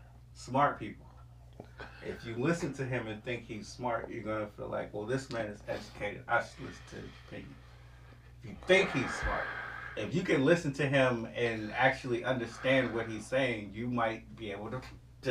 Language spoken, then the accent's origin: English; Richmond, United States; Once again, I'm from Richmond, okay? The hood.